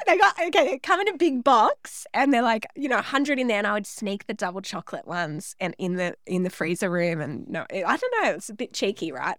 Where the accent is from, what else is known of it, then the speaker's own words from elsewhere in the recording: Central Coast, New South Wales, Australia; I was born on the Central Coast in New South Wales